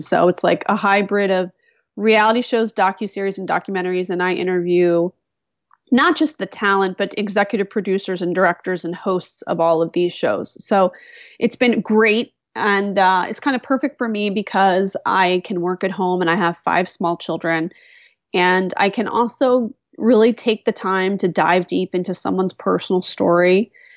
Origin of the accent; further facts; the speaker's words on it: West Chester, Pennsylvania, United States; moved away; also born or lived in Phoenixville, Pennsylvania; raised in a town called Westchester, Pennsylvania, which is a suburb of Philadelphia